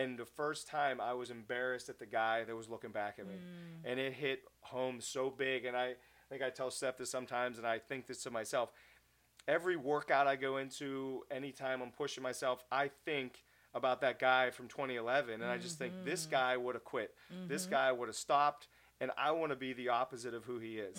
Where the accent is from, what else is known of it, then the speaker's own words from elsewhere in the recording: Pittsburgh, Pennsylvania, United States; I'm Pittsburgh through and through, love my hometown